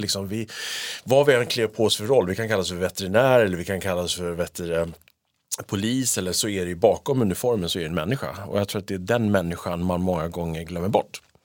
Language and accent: Swedish; Sweden; vi är svenskar.